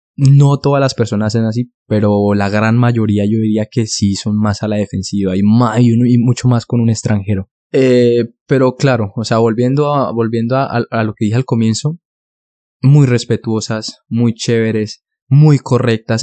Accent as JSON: {"language": "Spanish", "region": "Bogotá", "country": "Colombia", "tie": "born or raised there", "moved": "yes", "lives_now": "Denmark", "said": "yo soy originario de Colombia, yo soy de la ciudad de Bogotá"}